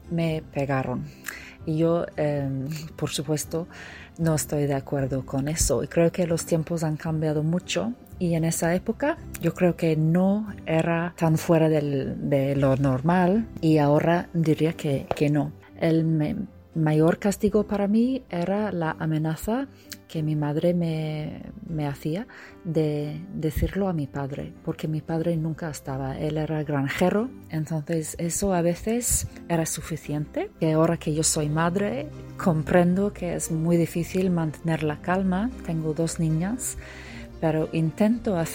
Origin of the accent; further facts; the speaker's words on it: Italy; soy de Italia.